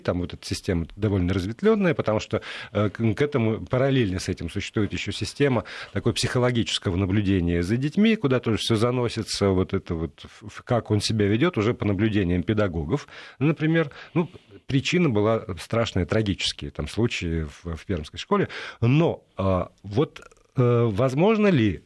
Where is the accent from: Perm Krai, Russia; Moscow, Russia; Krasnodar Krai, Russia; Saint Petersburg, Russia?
Perm Krai, Russia; Perm; Пермь — это го, место, где родился Заратустра, Дягилев и я